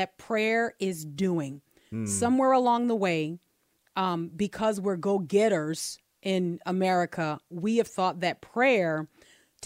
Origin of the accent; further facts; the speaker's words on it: Texas, United States; I'm from Texas.